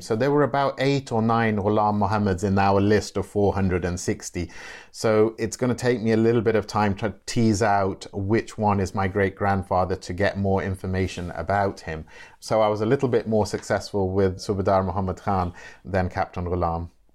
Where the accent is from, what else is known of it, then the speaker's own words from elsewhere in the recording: Nottingham, East Midlands, United Kingdom; I was born and bred in Nottingham in the seventies